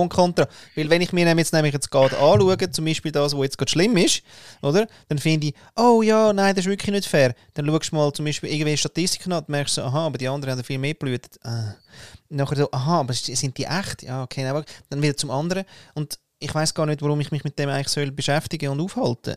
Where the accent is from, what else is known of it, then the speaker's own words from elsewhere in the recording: Austria; als Österreicher